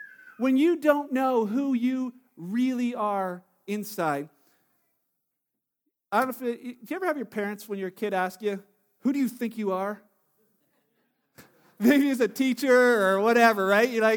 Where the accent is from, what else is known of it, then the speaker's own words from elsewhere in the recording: Canada; I'm Canadian, that's how I identify